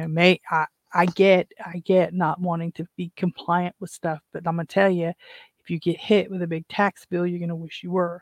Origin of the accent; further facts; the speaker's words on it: West Virginia, United States; I'm from West Virginia